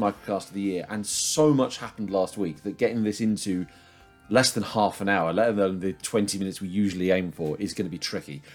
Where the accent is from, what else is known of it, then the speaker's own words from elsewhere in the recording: United Kingdom; as a Brit